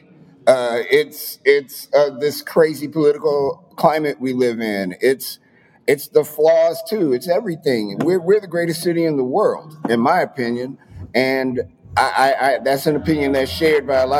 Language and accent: English; Chicago, Illinois, United States; I am from Chicago, from the south side of Chicago.